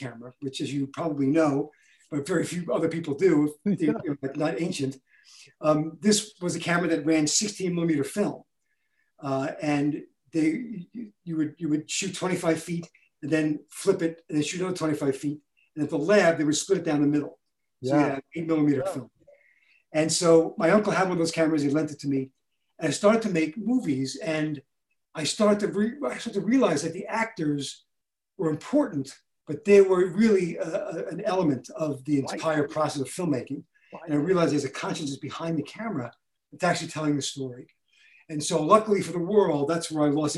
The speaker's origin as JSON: {"language": "English", "town": "New York City", "region": "New York", "country": "United States", "tie": "born or raised there", "said": "I grew up in Brooklyn"}